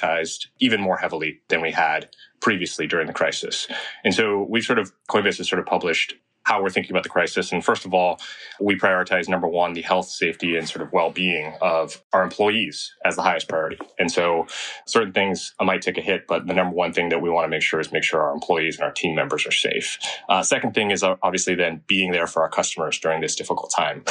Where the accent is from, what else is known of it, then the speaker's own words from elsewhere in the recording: Bay Area, California, United States; also born or lived in China; grew up in the Bay Area